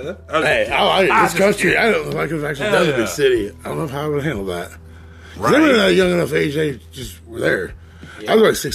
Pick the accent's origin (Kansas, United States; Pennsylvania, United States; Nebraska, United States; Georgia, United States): Kansas, United States; Coffeyville; I'm from Coffeyville. I played football there. That's where I went to high school.